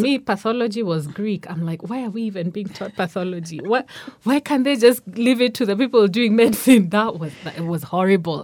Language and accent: English; Nairobi, Kenya; also born or lived in Karatina, Nyeri, Kenya; I was born in Nairobi, but at that time we're living in, in Nyeri, in Karatina. But, uh, s, I think we left there when, when I was under five. So most of my life I've been in Nairobi